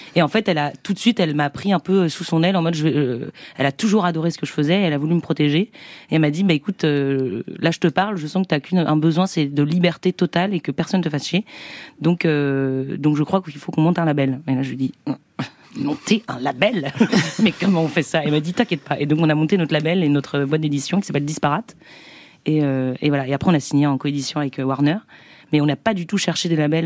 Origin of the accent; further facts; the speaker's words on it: Saint-Nazaire, Pays de la Loire, France; Je viens de Saint-Nazaire